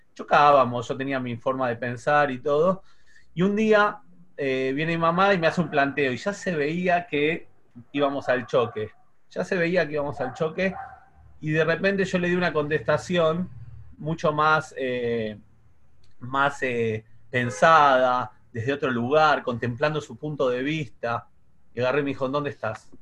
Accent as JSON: {"language": "Spanish", "region": "Buenos Aires", "country": "Argentina", "also_born_or_lived": "Paso del Rey / Ramos Mejía", "said": "soy de Flores"}